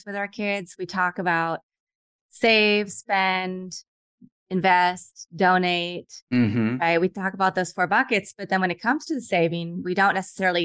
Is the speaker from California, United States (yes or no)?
no; Kansas, United States; I grew up in Kansas